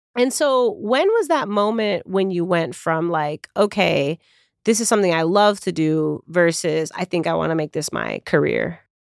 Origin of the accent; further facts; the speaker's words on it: Chicago, Illinois, United States; my hometown of Chicago